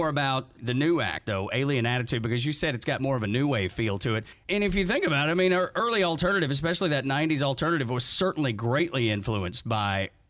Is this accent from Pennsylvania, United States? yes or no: no; Dalton, Georgia, United States; I'm from Dalton, Georgia, so my mama did the exact same thing